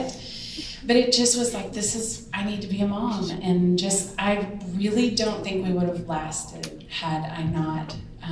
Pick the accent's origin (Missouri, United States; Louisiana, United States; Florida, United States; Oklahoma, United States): Oklahoma, United States; moved away as an adult; also born or lived in Houston / Atlanta; now in Nashville, United States; We were in Oklahoma, because we're from Oklahoma originally.